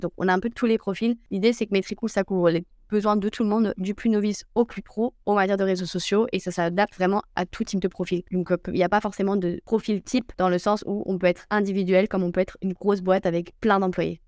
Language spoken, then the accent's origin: French; Brittany, France; moved away as an adult; also born or lived in Spain; je suis bretonne hein, de base